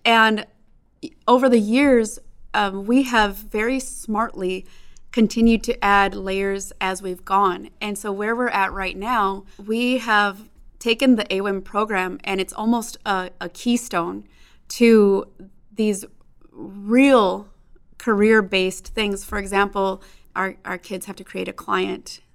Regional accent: Chicago, Illinois, United States; now in Phoenix, United States; growing up in Chicago

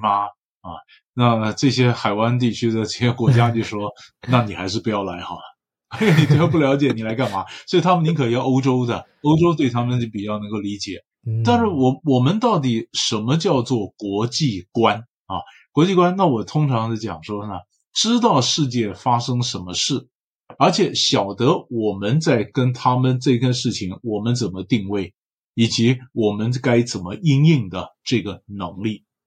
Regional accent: Taiwan; 我们台湾人

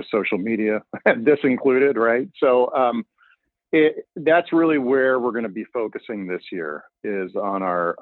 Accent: Pennsylvania, United States; now in Illinois, United States; I'm from Pennsylvania

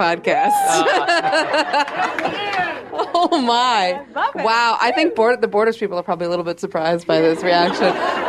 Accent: New York, United States; And I'm from New York.

